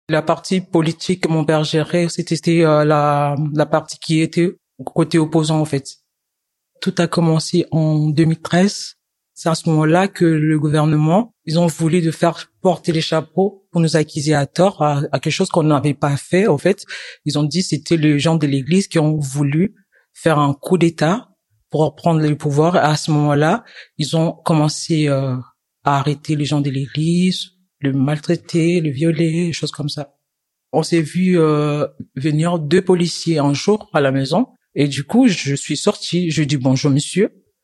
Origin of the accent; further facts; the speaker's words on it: DR Congo; now in France; Je viens de la République démocratique du Congo. Chez moi, j'étais étudiante en sciences informatiques